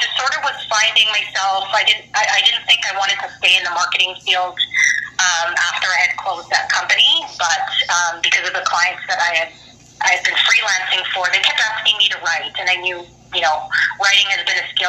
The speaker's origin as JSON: {"language": "English", "town": "Vancouver", "region": "British Columbia", "country": "Canada", "tie": "born or raised there", "also_born_or_lived": "Montreal, Canada", "said": "I was born in Montreal, Canada, so that's the first city my parents immigrated to from the Philippines. So my older sister and I were born there, and shortly after I was born, we moved to the West Coast"}